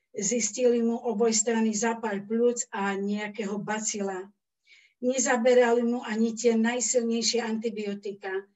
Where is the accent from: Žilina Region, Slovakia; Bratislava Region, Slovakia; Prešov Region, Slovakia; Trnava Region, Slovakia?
Prešov Region, Slovakia; Kendice; also born or lived in Radatice, Slovakia; now in Prešov, Slovakia; Ja pochádzam z Radatic. S rodičmi sme sa presťahovali do Kendic, keď som mala 10 rokov.